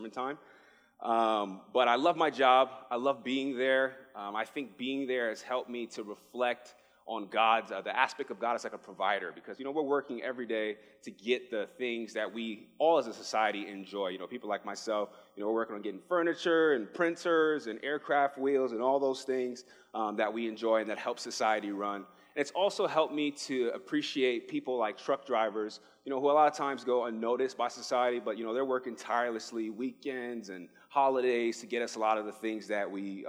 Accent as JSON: {"language": "English", "town": "New York City", "region": "New York", "country": "United States", "moved": "as an adult", "lives_now": "Arizona, United States", "said": "I am originally from the Bronx, New York. I moved here."}